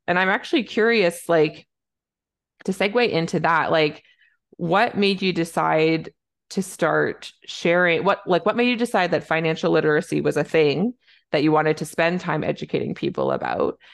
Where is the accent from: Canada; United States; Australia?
Canada; I'm a Canadian family physician